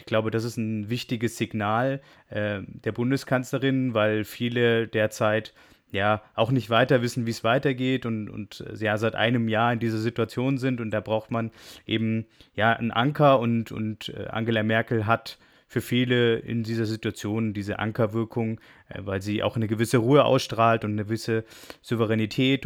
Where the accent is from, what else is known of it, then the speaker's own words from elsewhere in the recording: Germany; wir als Deutsche und auch Europäer